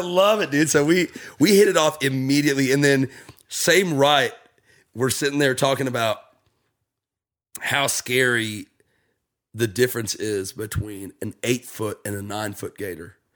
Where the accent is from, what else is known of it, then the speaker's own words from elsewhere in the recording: Jacksonville, Florida, United States; moved away as an adult; now in Nashville, United States; I'm from there